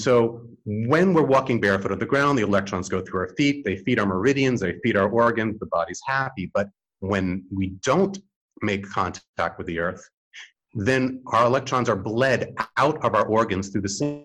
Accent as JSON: {"language": "English", "town": "New York City", "region": "New York", "country": "United States", "tie": "born or raised there", "said": "I grew up in New York City in the 8th floor"}